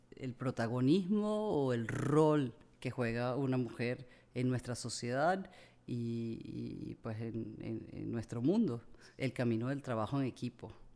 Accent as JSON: {"language": "Spanish", "region": "Amazonas", "country": "Venezuela", "tie": "born or raised there", "said": "yo crecí en el Amazonas"}